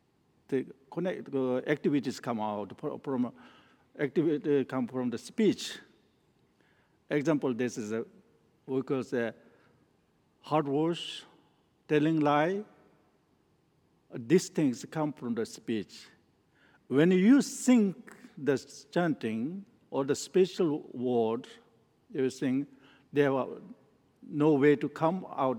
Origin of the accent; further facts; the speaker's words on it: Nepal; English is a second language; moved away; also born or lived in northern India; I was born in Nepal and I grew up and I studied in a Menri monastery in northern in India. Then I studied there for 15 years